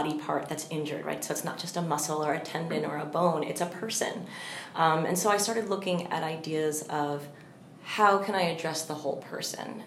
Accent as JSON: {"language": "English", "area": "Long Island", "region": "New York", "country": "United States", "also_born_or_lived": "Indiana", "said": "I'm from Long Island"}